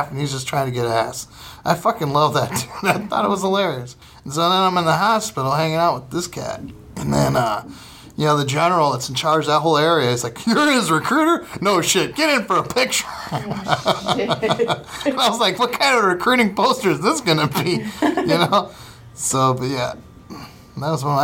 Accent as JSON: {"language": "English", "town": "Fremont", "region": "Ohio", "country": "United States", "tie": "born or raised there", "moved": "yes", "lives_now": "Los Angeles, United States", "said": "my hometown. It's Fremont, Ohio"}